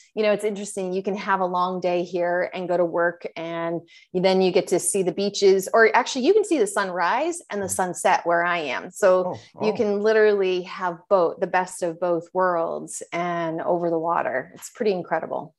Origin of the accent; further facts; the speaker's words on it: Maine and Western Massachusetts, New England, United States; now in Tampa Bay, United States; I'm originally from Maine and Western Massachusetts.